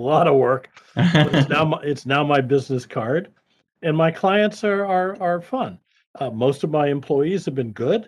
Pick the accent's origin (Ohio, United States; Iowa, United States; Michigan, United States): Iowa, United States; moved away as an adult; also born or lived in Kansas City; I'm a Midwestern boy. I grew up in Iowa